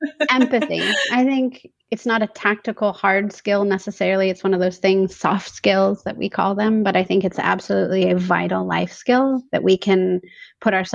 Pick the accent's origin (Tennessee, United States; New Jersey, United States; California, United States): California, United States; Huntington Beach; I grew up in Huntington Beach, California